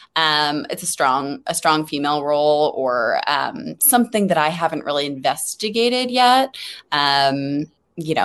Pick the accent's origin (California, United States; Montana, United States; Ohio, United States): California, United States; Los Angeles; I'm from LA, actually. Born and raised in LA and Hollywood